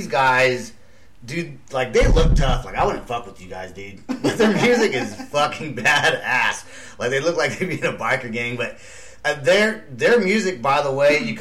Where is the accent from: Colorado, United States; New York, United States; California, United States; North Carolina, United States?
California, United States; Vacaville; now in Oklahoma; I grew up in Vacaville, which is East Bay